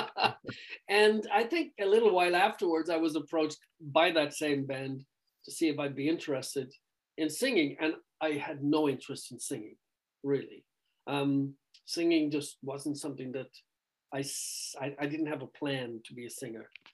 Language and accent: English; Ireland; growing up in Ireland